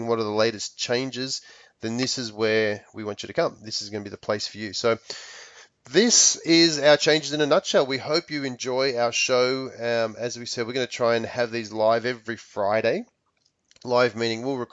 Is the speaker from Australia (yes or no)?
yes; Australia; moved away as an adult; now in Palm Springs, United States; I'm from Australia, but I do live here in the U.S. I live in Palm Springs, sunny Palm Springs in California, and have been in the States for nearly 10 years.